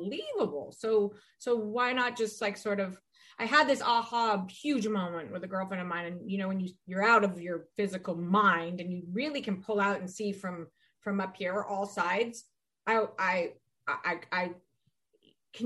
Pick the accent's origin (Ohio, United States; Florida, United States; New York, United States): Ohio, United States; I'm from Ohio